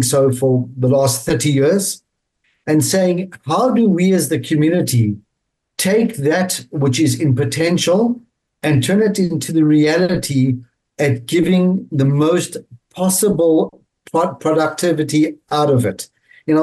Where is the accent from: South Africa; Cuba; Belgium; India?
South Africa; growing up in South Africa, having brought up my children in South Africa